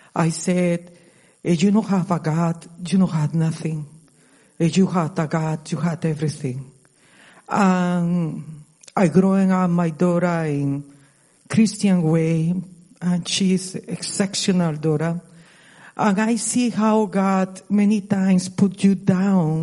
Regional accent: Costa Rica; English is a second language; now in United States; I moved to United States 26 ago. I'm from Costa Rica. I passed more time in this country, like in my country original

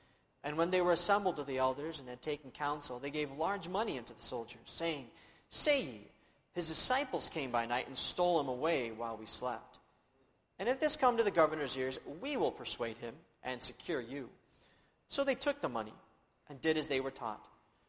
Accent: Spain; born there; I was born in Spain, where my parents were missionaries.

